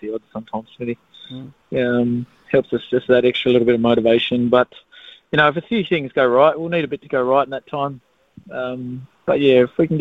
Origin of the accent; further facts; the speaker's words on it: Australia; now in New Zealand; I'm Australian